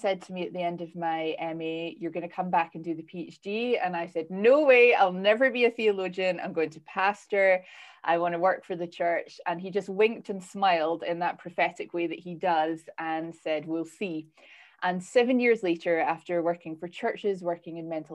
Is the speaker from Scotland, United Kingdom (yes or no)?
yes; Scotland, United Kingdom; now in Northern Ireland, United Kingdom; I'm Scottish